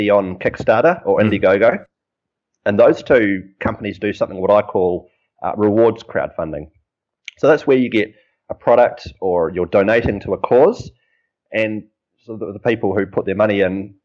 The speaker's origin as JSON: {"language": "English", "country": "New Zealand", "moved": "yes", "said": "I'm a Kiwi"}